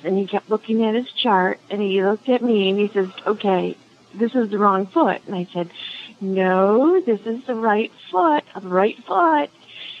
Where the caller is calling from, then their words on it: Swartz Creek, Michigan, United States; I am in mid-Michigan, Swartz Creek, Michigan.